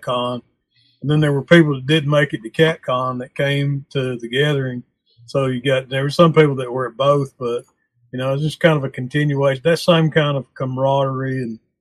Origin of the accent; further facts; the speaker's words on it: Chattanooga, Tennessee, United States; also born or lived in North Carolina; I was born in Chattanooga and I spent some time in North Carolina, but I consider myself a Tennessean, born and bred